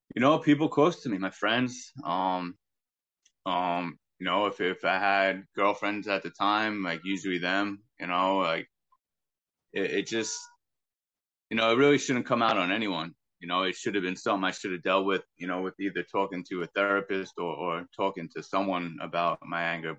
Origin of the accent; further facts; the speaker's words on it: Long Island, New York, United States; growing up on Long Island